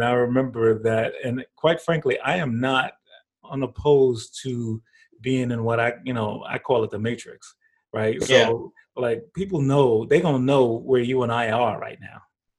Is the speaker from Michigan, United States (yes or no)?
no; New York, United States; When I was younger, and I was growing up in New York